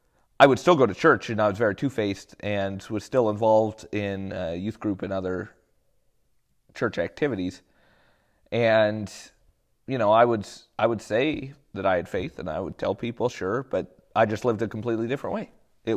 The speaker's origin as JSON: {"language": "English", "country": "United States", "said": "I like to tell people, you know, yes, I'm American."}